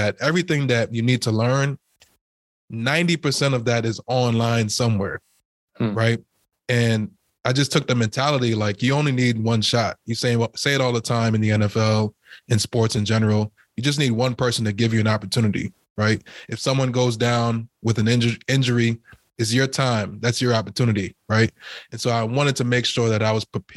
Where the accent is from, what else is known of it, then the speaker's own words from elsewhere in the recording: Trinidad & Tobago; now in United States; I was born in Trinidad as well. My mom and dad is from Trinidad